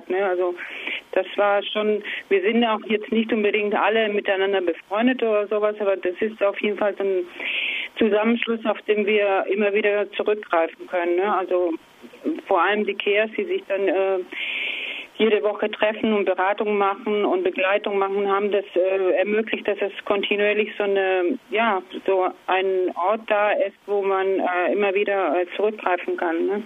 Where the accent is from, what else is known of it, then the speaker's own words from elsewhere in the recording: Argentina; German is a second language; now in Kassel, Germany; Ich komme äh, ursprünglich aus Argentinien